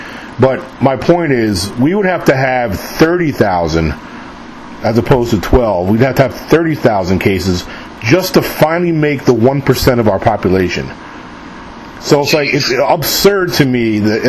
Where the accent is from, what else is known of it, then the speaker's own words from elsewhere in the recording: New York, United States; now in Mississippi, United States; I live in Mississippi. I'm from New York originally, but I've been living down in the South for like over 20 years now.